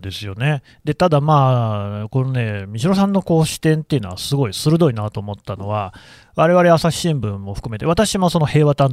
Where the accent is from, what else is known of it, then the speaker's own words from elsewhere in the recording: Nagoya, Aichi, Japan; 私、あの愛知県の出身で、名古屋に実家があるんですけれども、